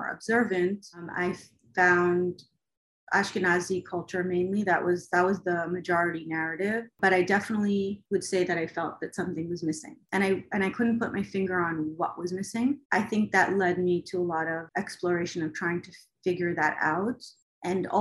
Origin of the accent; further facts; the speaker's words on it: United States; also born or lived in Israel; I was born in Israel, but I left when I was very young. I was about 4 years old, and then we moved to America, and I basically grew up in America